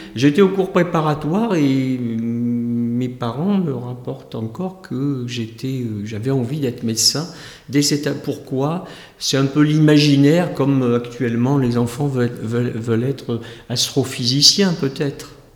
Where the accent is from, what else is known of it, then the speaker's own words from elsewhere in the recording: Houilles, Île-de-France, France; moi-même, je suis né à Houille, dans le 78.